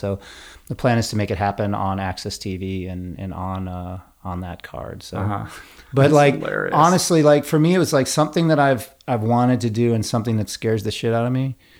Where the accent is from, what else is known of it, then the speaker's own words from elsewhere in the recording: New York, United States; I am an Irish kid from New York